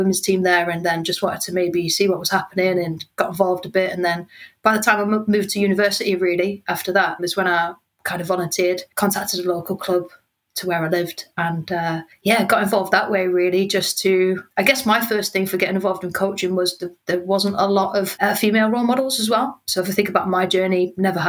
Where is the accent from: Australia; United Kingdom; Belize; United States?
United Kingdom; Newcastle upon Tyne, North East England; I'm from Newcastle, so I'm from a football mad family and a football mad town